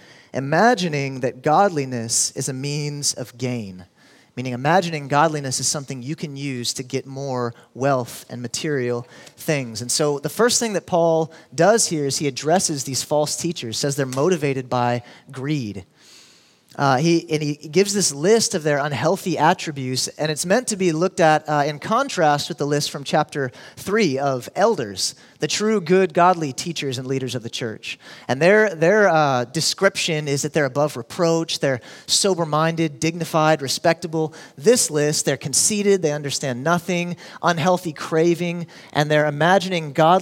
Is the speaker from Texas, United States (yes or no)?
yes; Houston, Texas, United States; now in Austin, United States; I grew up in Houston